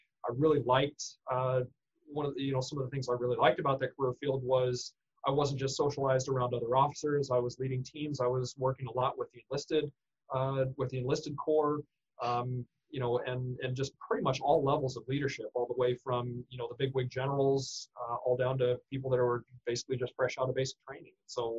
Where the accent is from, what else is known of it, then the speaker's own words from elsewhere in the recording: Iowa City, Iowa, United States; Well, originally born and raised in Iowa City. Iowa City native, and I went K through 12 in Solon